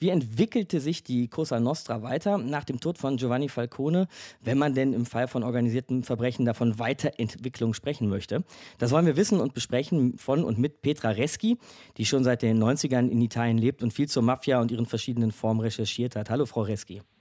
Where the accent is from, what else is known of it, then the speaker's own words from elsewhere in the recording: Germany; bei uns in Deutschland